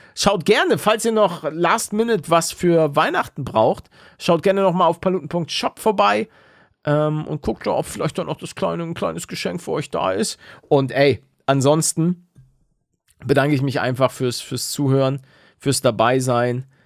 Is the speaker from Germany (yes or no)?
yes; the North, Northern Germany, Germany; now in Bavaria, Germany; ich komme aus dem Norden